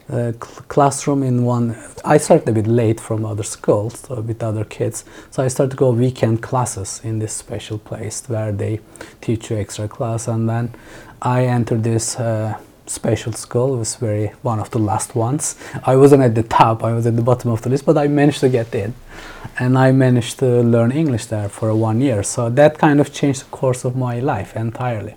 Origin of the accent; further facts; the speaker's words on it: Mediterranean Region, Turkey; English is a second language; moved away as an adult; also born or lived in Istanbul / Dubai; now in Berlin, Germany; I grew up in a rural village on the South Mediterranean coast on the Taurus Mountains